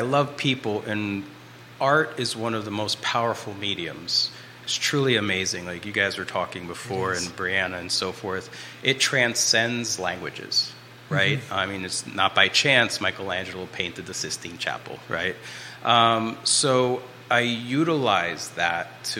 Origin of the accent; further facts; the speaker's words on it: Brazil; now in Charlottesville, United States; craft that I grew up with in Brazil called Fuxicos